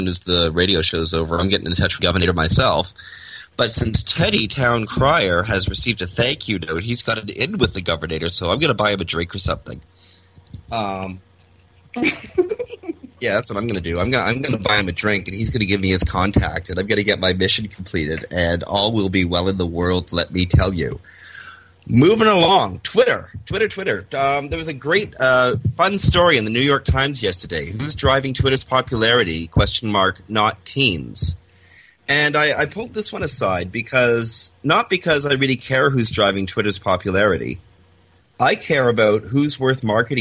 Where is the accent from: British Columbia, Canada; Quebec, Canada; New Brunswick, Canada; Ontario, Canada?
Ontario, Canada; Toronto; moved away; my old suburb, Etobicoke, where I grew up